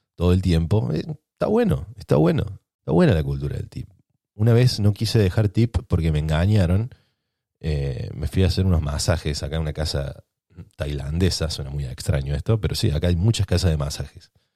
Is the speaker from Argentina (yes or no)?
yes; Argentina; los ratas que somos en Argentina